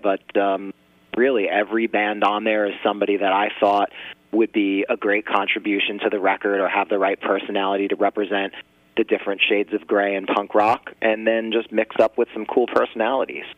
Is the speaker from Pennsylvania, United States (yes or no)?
no; New Jersey, United States; we're all originally from New Jersey